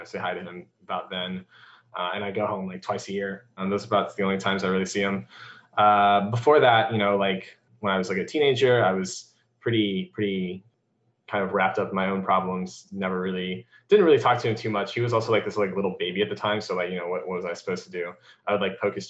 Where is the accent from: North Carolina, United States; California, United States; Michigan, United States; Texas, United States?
North Carolina, United States; moved away; also born or lived in Hangzhou, China / Arkansas / Indiana; I pretty much stayed in North Carolina for like my most of my life from, age 9 or something like that until pretty recently. And yeah, so I grew up there